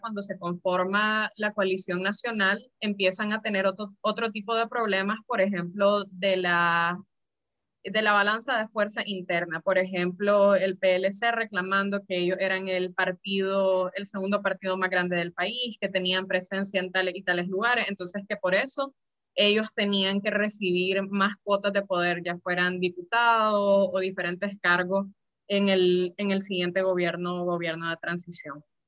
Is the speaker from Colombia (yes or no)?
no; Nicaragua; como nicaragüenses